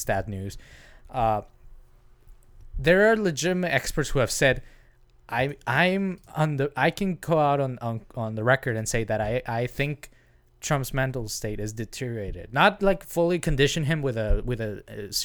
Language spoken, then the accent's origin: English; Mexico; now in United States; that's how we grew up in Mexico